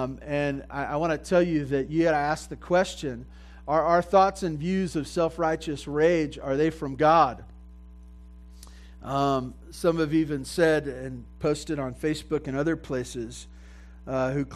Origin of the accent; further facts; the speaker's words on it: Santa Barbara, California, United States; I grew up in Santa Barbara on 2 acres, you know, with goats and stuff like